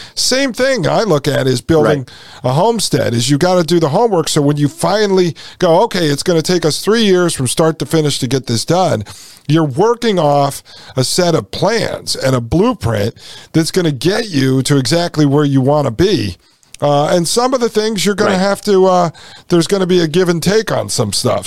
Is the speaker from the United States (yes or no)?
yes; Connecticut, United States; when I grew up in Connecticut